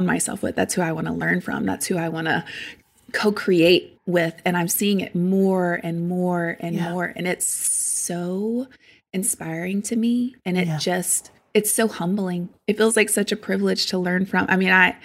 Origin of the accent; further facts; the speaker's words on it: St. Francisville, Louisiana, United States; I grew up in South Louisiana. It's called St. Francisville. It's tiny. I grew up on a farm in the middle of nowhere